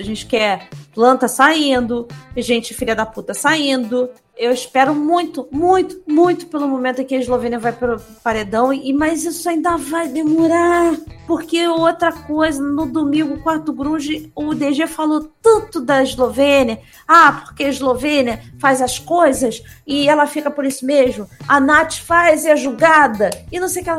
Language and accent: Portuguese; Rio de Janeiro, Brazil; Eu sou carioca